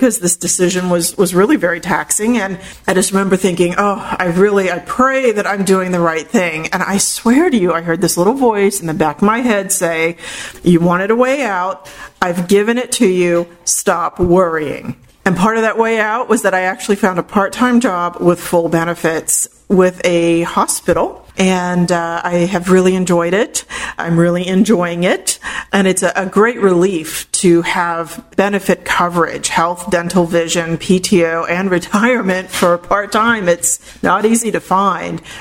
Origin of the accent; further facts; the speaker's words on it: St. Petersburg, Florida, United States; in my hometown of St. Petersburg